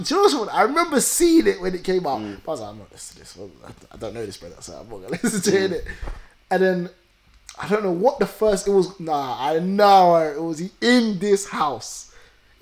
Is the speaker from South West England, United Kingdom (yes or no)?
no; London, United Kingdom; We are from Southeast